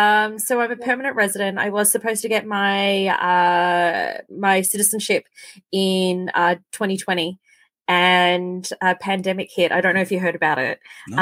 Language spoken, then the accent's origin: English; Melbourne, Victoria, Australia; moved away as an adult; also born or lived in California; now in Calgary, Canada; I'm on Treaty 7 over here in Calgary, but I'm originally from the Birrarung region out in Victoria, which is the Melbourne region along the Birrarung River of Murrumbidgee.